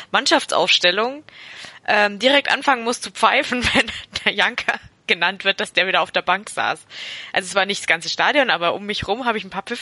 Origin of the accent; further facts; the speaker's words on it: Augsburg, Bavaria, Germany; denn wir als Augsburger sind ja in diese seltene Freude äh, noch nicht gekommen.